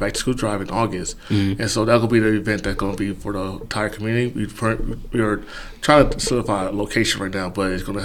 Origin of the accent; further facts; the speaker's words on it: Los Angeles, California, United States; now in Michigan, United States; I'm from Los Angeles, California, more specifically South Central Los Angeles